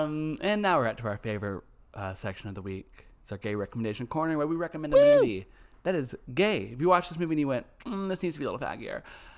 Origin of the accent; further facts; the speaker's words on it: Beaumont, Texas, United States; so we're from the same town, or kind of. I'm from the big city. He's from the small town around it. Mm. I'm from Beaumont.